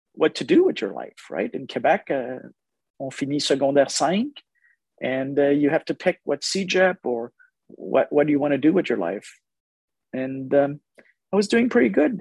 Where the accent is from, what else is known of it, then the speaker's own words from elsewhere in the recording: Nicaragua; also born or lived in Managua, Nicaragua; now in Canada; I was born in Nicaragua in Central America. I'm born from a Canadian father from Montreal, South Shore of Montreal, and a Nicaraguan mother.